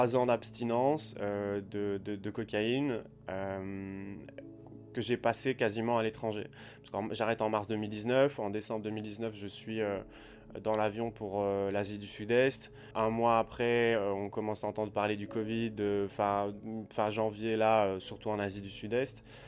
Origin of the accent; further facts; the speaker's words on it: Liège, Wallonia, Belgium; moved away as an adult; also born or lived in Southeast Asia; je suis resté quand même 8 mois à Liège, euh, dans ma ville en, Belgique